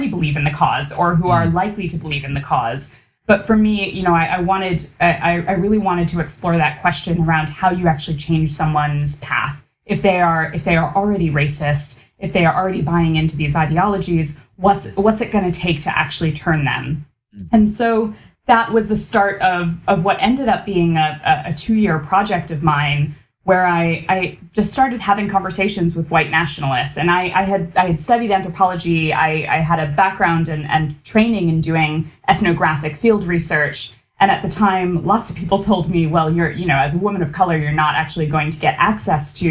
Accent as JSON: {"language": "English", "country": "United States", "tie": "born or raised there", "said": "a daughter of Indian immigrants growing up in America"}